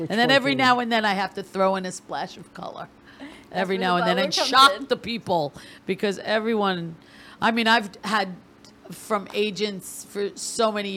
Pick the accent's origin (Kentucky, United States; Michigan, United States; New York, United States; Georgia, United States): New York, United States; Massapequa; on Long Island in my hometown of Massapequa